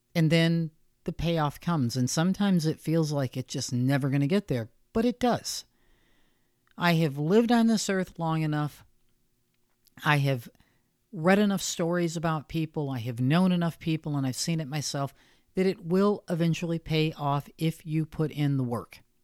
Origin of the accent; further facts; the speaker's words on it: United States; I'm American and that's where I live